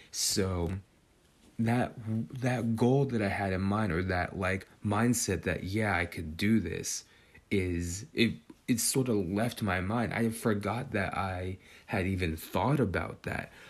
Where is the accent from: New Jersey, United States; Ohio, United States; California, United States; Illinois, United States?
California, United States; Northern; growing up in Northern California